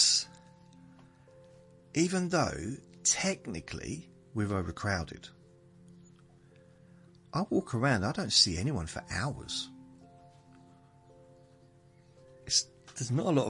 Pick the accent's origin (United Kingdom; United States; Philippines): United Kingdom; southern England; accent: southerner; I'm a southerner